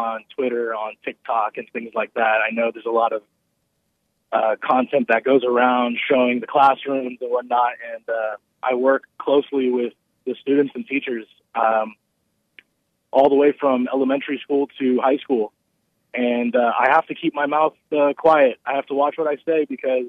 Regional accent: California, United States; I grew up in California

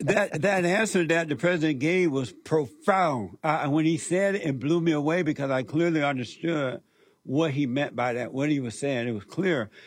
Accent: Alabama, United States; moved away; I grew up in Alabama, as you know, on a plantation

